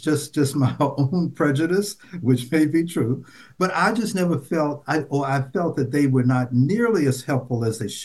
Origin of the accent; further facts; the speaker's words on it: Nashville, Tennessee, United States; when I was growing up, I grew up in Nashville, Tennessee